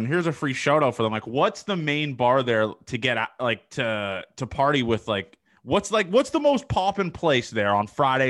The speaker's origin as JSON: {"language": "English", "town": "Toronto", "region": "Ontario", "country": "Canada", "said": "I'm not from there. I'm from Toronto."}